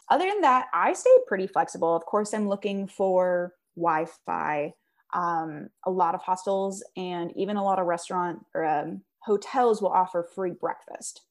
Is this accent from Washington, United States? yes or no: yes; Seattle, Washington, United States; I'm from Seattle